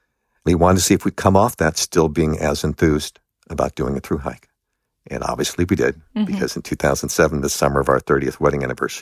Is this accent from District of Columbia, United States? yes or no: no; Los Angeles, California, United States; I grew up in Los Angeles. And so bears were not behind bars.